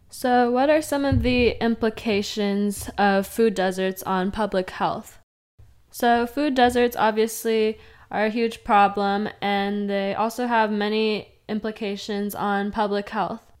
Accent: Fresno, California, United States; moved away as an adult; now in Long Beach, United States; I grew up in Fresno and North Fresno, to be specific

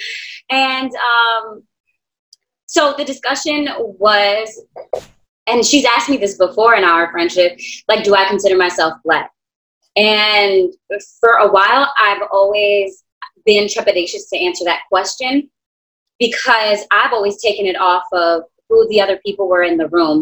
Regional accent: New York City, New York, United States; also born or lived in Queens, New York; born and raised in Brooklyn, New York. I currently live in Queens.

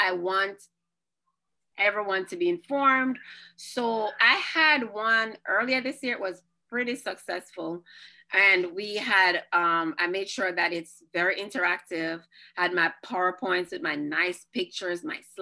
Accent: Jamaica; I'm Jamaican

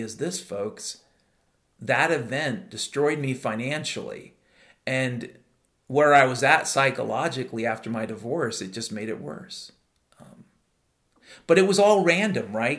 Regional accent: Mount Vernon, Washington, United States; I grew up in Mount Vernon, Washington in the 1970s.

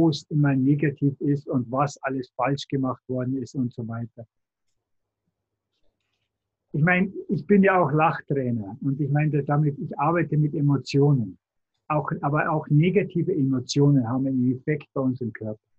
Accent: Tutzing, Bavaria, Germany; Ich bin vom Starnberger See, von Tutzing. Also nicht weit weg von München.

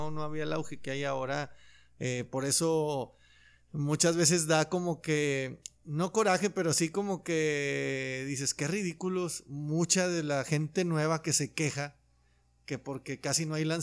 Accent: Loreto, Zacatecas, Mexico; now in Monterrey, Mexico; vivía en Zacatecas, yo soy de Loreto, Zacatecas.

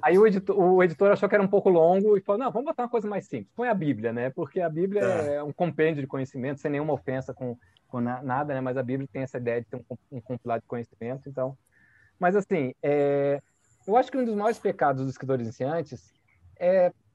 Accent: Brasília, Federal District, Brazil; also born or lived in Rio de Janeiro; eu nasci em Brasília com dois anos de idade, né? Porque eh, eu vim para cá muito cedo

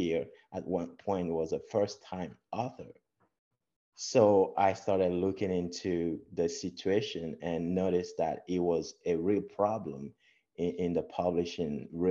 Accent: Togo; moved away as an adult; also born or lived in Texas / Papillion, Nebraska; now in United States; I was born in Togo. Togo is a beautiful country in West Africa along the ocean, the Atlantic Ocean. And I was born there, grew up from a humble start

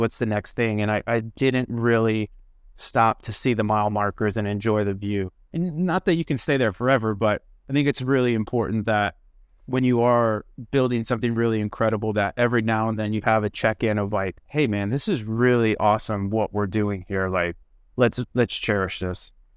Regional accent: Midwest, United States; I grew up in the Midwest

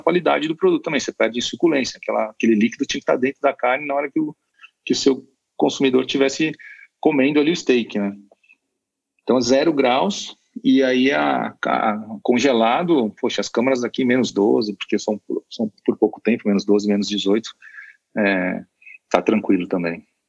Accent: Brazil; nós somos mal acostumados como brasileiros

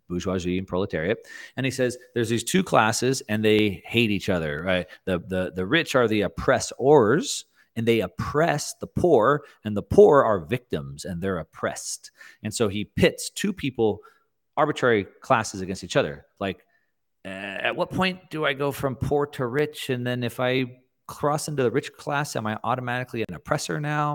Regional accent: South Texas, United States; I grew up in South Texas

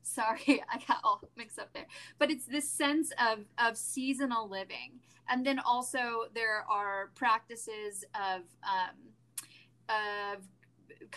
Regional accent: California, United States; I'm from California

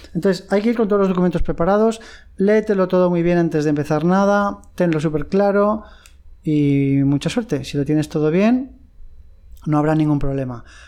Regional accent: Madrid, Community of Madrid, Spain; now in Thailand; yo soy de Madrid

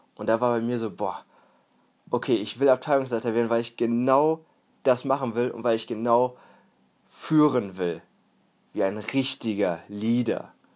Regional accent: Warendorf, North Rhine-Westphalia, Germany; now in Münster, Germany; Ich bin hier sogar in der Nähe aufgewachsen, in einem etwas kleineren Dorf, etwas kleineren Stadt, und zwar in Warendorf

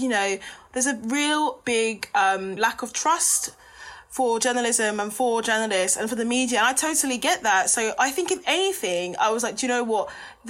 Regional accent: Luton, East of England, United Kingdom; I'm from Luton Town.

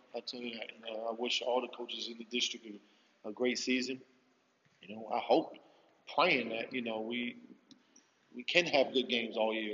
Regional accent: Philadelphia, Pennsylvania, United States; moved away; I grew up in Philly, in the hood

